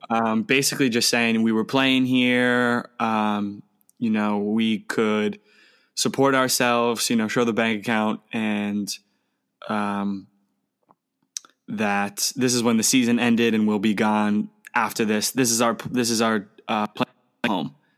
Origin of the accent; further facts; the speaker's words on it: United States; moved away as an adult; also born or lived in Australia; now in Germany; as an American